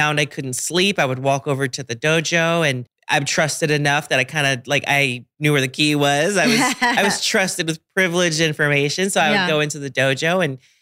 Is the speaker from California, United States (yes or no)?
no; Washington, District of Columbia, United States; I love my hometown to death